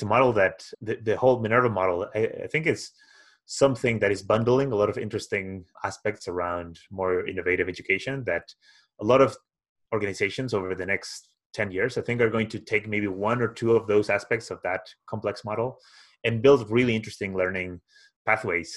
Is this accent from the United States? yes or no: no; Spain; moved away as an adult; also born or lived in Glasgow; I'm originally from Spain